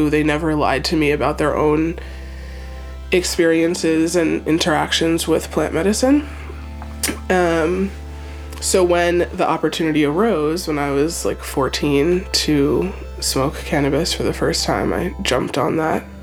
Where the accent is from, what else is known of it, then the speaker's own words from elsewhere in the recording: Philadelphia, Pennsylvania, United States; born in Philadelphia and I was born to a, uh, one parent that uh, was from Jamaica